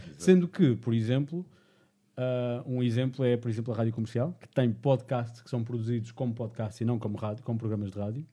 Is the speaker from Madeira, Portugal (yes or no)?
yes; Madeira, Portugal; eu sou da Madeira